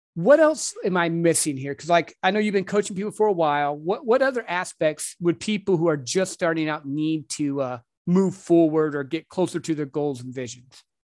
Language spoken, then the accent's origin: English; Michigan, United States; moved away; I'm from up north. I'm from Michigan